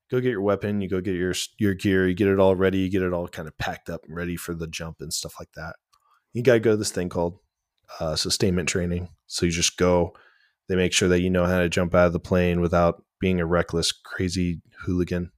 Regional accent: Glendale, Oregon, United States; moved away; also born or lived in Grants Pass, Oregon; I'm originally from Glendale, Oregon. It's a town okay. of like 800 people tucked away in the mountains in the valley

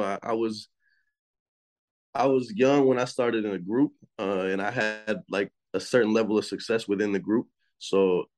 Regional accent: Houston, Texas, United States; I'm from Houston, Texas, and I just turned 25.

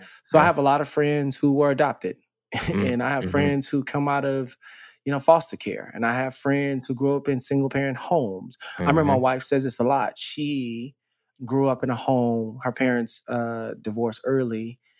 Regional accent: Dallas, Texas, United States; I grew up in Dallas, Texas.

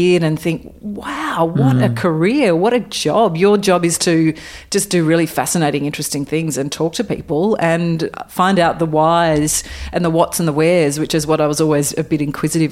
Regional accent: Coffs Harbour, New South Wales, Australia; moved away as an adult; also born or lived in Bathurst / Wagga Wagga; I grew up in Coffs Harbour, actually, on the north coast of New South Wales

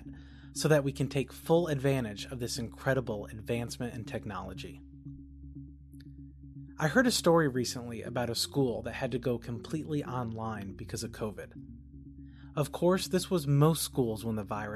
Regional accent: Kentucky, United States

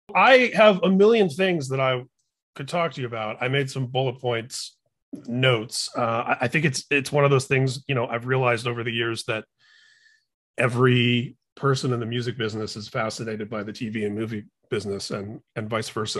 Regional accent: Indianapolis, Indiana, United States; growing up in Indianapolis

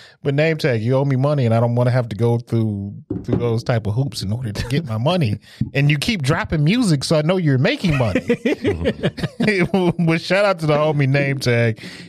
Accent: Detroit, Michigan, United States; growing up in Detroit

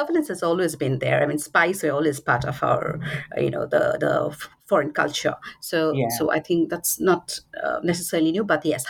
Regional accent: Assam, India; I'm from Assam.

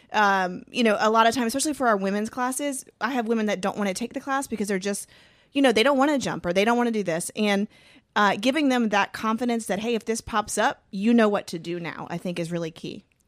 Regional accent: Georgia, United States; I'm from Georgia

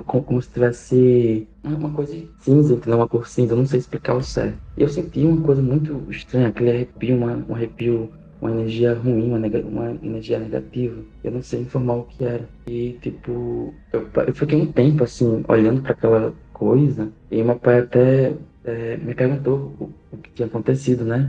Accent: Maceió, Alagoas, Brazil; Eu sou da cidade de Maceió, capital de Alagoas

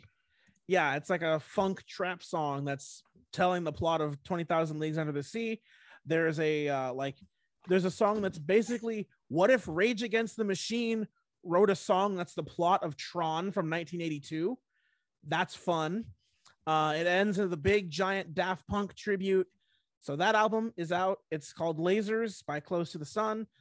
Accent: Washington, United States; my home state of Washington

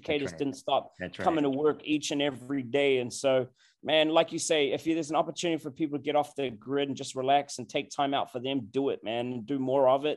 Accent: New Zealand; now in Virginia, United States

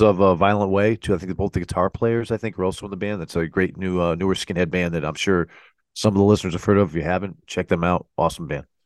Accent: Connecticut, United States; we're from Connecticut, so we kinda gotta give big ups to, to our local, uh, you know, our local scene

